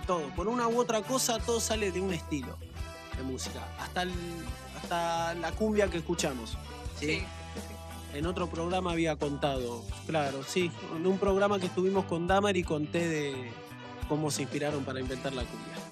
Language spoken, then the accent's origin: Spanish; General Rodríguez, Buenos Aires Province, Argentina; todos los que somos de General Rodríguez